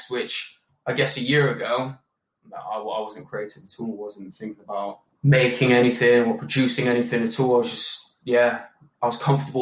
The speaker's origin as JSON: {"language": "English", "town": "Bristol", "region": "South West England", "country": "United Kingdom", "tie": "born or raised there", "said": "born and raised in Bristol"}